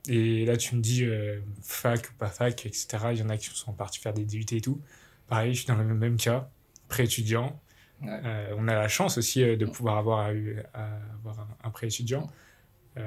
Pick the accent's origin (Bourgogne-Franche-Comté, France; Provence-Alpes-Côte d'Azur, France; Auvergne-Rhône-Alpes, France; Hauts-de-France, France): Auvergne-Rhône-Alpes, France; village near Bourg-en-Bresse, Bresse; jeune Bressan, je viens du petit village de Lan, à côté de, Bourg-en-Bresse.